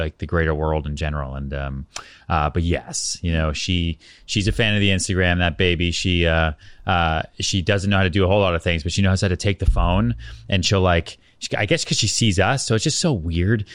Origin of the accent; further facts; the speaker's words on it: outside Boston, Massachusetts, United States; also born or lived in Texas / Colorado; now in New York City, United States; I was born in Texas, but by that point, you know, I grew up outside Boston